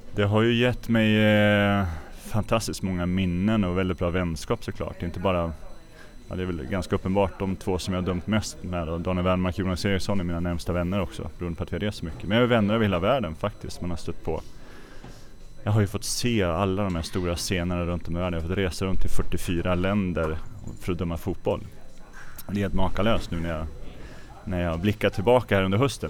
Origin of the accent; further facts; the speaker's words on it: Örebro, Örebro County, Sweden; hemma i Örebro